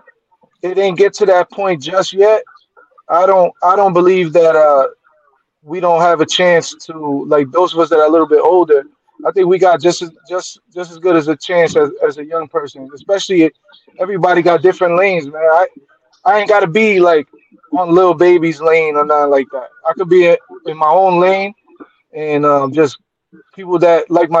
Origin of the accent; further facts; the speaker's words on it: Irvington, New Jersey, United States; I grew up in Irvington